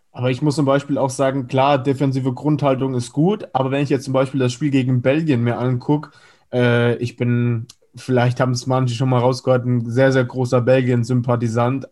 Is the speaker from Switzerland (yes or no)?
no; Spain; ich als Spanier